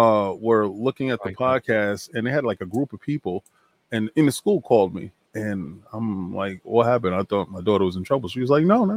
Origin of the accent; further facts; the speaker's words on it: New York, United States; I'm from New York.